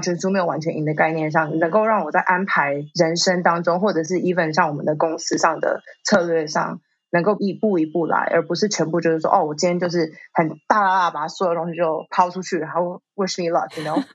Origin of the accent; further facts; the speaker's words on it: Taipei, Taiwan; moved away as an adult; also born or lived in New York, United States; 台北成长，我知道就是什么东西都很方便，然后大家人都很好，然后我在台北成长真的很幸福